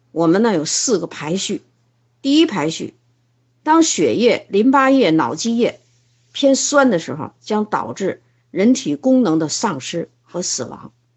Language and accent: Chinese; China; 我们中国人应该睡这个子午觉